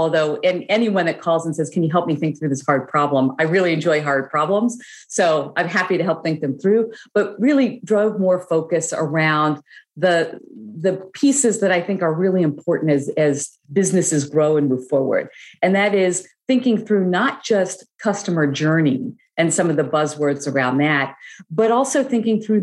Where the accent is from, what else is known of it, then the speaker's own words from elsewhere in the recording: United States; also born or lived in Chicago / Brussels, Belgium; growing up in the United States